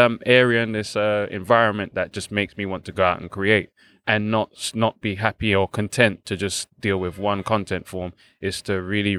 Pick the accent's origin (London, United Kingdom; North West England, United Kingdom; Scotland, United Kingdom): London, United Kingdom; Balham; So I was born in London, St. George's to be exact, so Tooting, not far from here. And then I grew up in Balham with my grandparents, my mom and my grandparents and my elder sister.